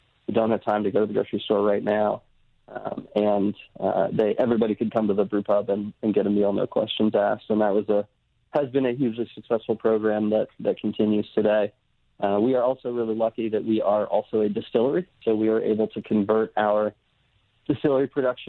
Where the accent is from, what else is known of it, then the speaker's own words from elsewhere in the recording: Brooklyn, New York, United States; now in Virginia, United States; I grew up in Brooklyn